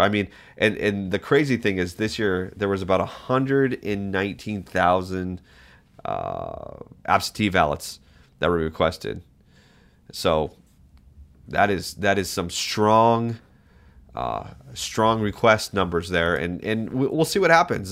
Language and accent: English; New England, United States; moved away as an adult; also born or lived in Massachusetts; now in Alaska, United States; I grew up in New England